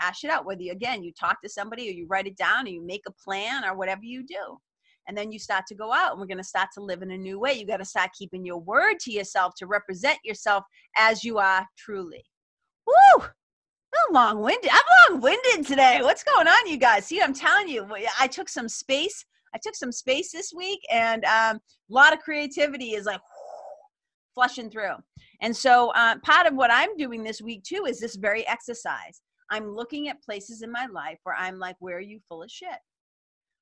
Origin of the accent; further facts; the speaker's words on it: Lawrence, Massachusetts, United States; We didn't have a lot of money growing up in Lawrence, Mass